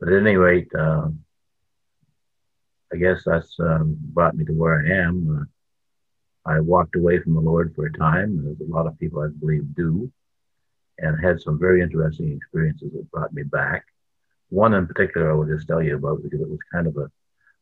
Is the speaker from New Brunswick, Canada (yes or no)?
yes; New Brunswick, Canada; now in Ontario, Canada; I was born in New Brunswick, the most beautiful province in Canada